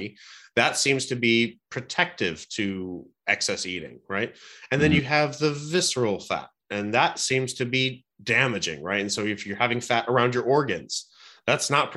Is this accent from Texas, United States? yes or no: no; Cleveland, Ohio, United States; I'm a Cleveland guy. So I was born and raised in Cleveland